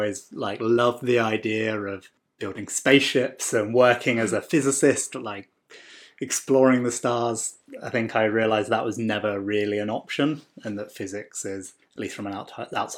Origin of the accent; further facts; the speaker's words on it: south of England, United Kingdom; moved away as an adult; also born or lived in Norwich, England; now in Bay Area, California, United States; I'm from England, from the south of England